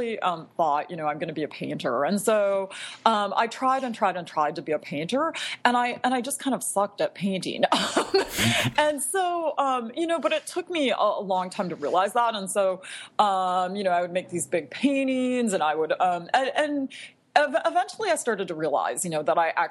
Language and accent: English; Bloomington, Minnesota, United States; also born or lived in Providence, Rhode Island / Chicago, Illinois; I grew up in the Twin Cities, in a suburb of the Twin Cities, Bloomington, Minnesota